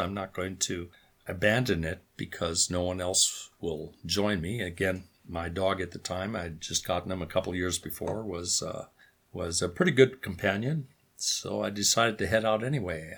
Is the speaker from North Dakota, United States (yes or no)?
yes; North Dakota, United States; grew up on a farm, which is where I'm sitting right now.